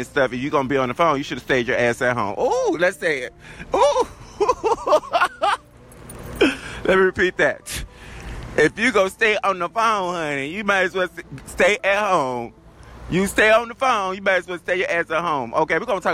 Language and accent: English; the South, Southern United States, United States; accent: southern drawl; my accent, honey, how southern I am. Got that southern drawl